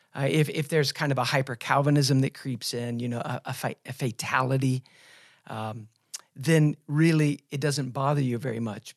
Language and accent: English; United States; us as American evangelicals